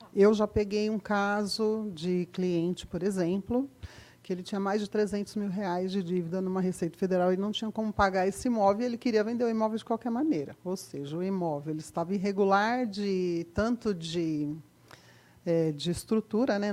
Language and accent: Portuguese; Osasco, São Paulo, Brazil; eu sou da região de Osasco